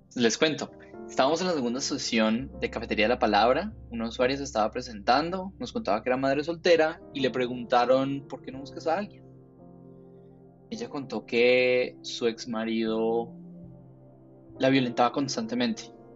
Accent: Cali, Valle del Cauca, Colombia; soy caleño

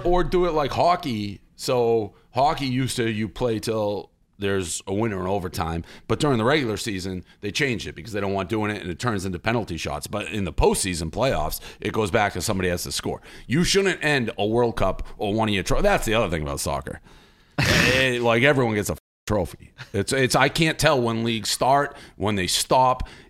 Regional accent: Boston, Massachusetts, United States; I'm from Boston

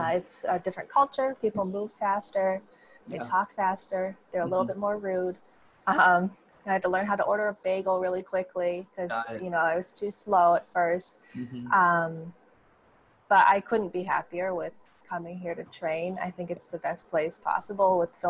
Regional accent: Sharon, Massachusetts, United States; moved away as an adult; also born or lived in Madrid, Spain; I am from Sharon, Massachusetts, which is a little town

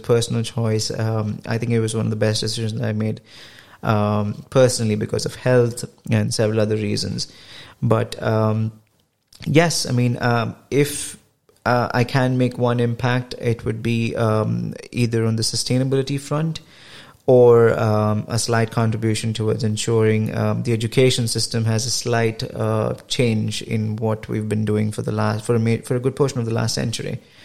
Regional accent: India; moved away as an adult; I come from India and my yeah. education is all uh, from uh, India

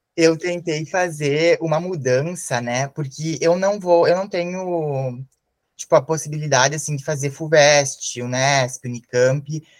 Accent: a city in the north of Rio Grande do Sul, Brazil; Eu sou de uma cidade do norte do Rio Grande do Sul.

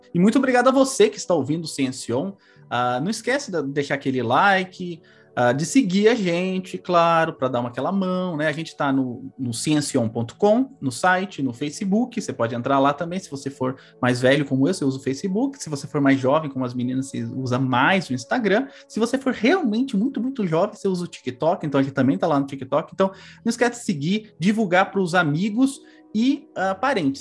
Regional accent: São Paulo, Brazil; a casa que eu morava no Carandiru, que eu cresci em São Paulo

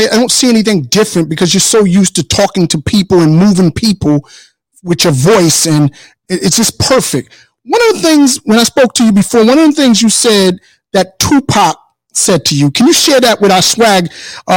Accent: Paterson, New Jersey, United States; now in Virginia Beach, United States; being from Patterson, Lady D, we're from Patterson

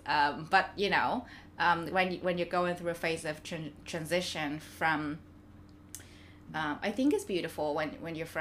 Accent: Vietnam; now in Melbourne, Australia; And I come from Vietnam, which is like the other side of the globe.

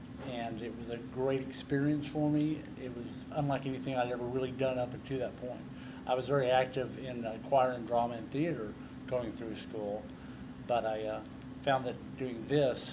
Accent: Colorado City, Texas, United States; also born or lived in Snyder, Texas; I was born not far from here in a little city called Colorado City, Texas.

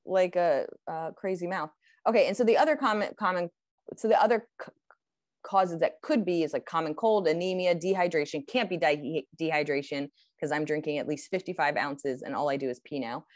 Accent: United States; as an American

